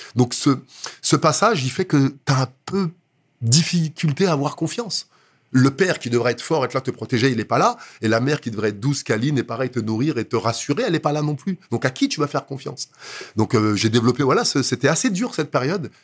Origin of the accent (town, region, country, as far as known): Villejuif, Île-de-France, France; born or raised there; also born or lived in Dakar, Senegal